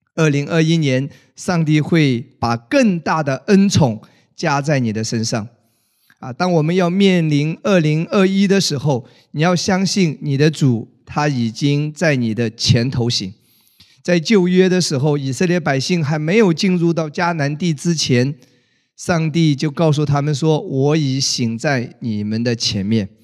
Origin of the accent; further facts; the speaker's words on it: China; 我们中国人真正过年呢，还是春节